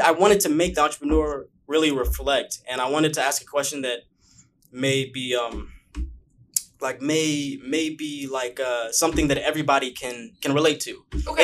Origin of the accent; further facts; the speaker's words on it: Bakersfield, California, United States; moved away as an adult; now in Los Angeles, United States; A lot of people don't know that I'm from Bakersfield